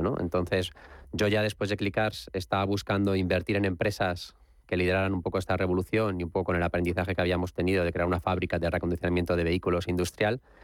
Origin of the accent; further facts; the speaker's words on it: Alicante, Valencian Community, Spain; also born or lived in Madrid; yo he vivido gran parte de mi, infancia en Alicante y para mí, aunque soy nacido en Madrid, pero me considero mitad